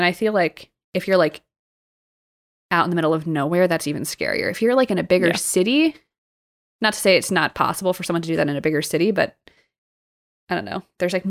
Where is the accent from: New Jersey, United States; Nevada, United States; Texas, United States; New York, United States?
New Jersey, United States; growing up in New Jersey